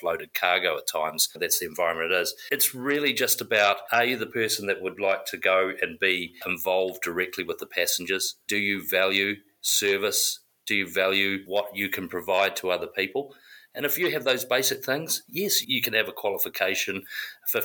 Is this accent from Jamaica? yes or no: no; South Africa; also born or lived in South Island, New Zealand / Tumon Bay, Guam; now in United States; So I'm originally from New Zealand, South Island, but I grew up in South Africa